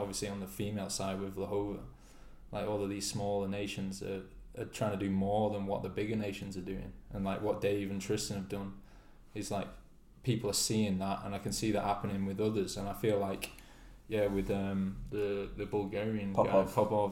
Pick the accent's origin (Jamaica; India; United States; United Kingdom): United Kingdom; us being a British nation